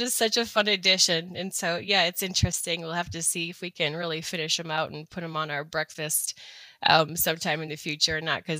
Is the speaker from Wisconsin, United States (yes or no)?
yes; Wisconsin, United States; now in Missoula, United States; I live here in outside of Missoula, Montana. I'm a transplant from Wisconsin.